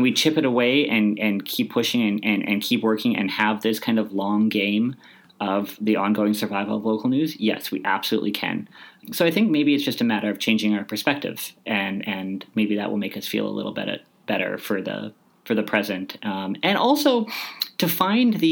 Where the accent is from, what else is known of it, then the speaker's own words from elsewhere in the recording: Canada; I'm Canadian. This is what we do. We're optimistic. As a people, we are optimistic.